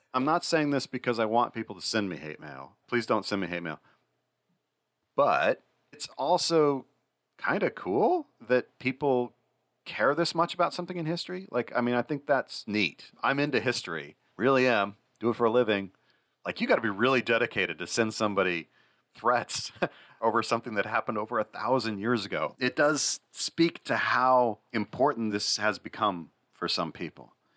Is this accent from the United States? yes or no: yes; United States; I'm an American.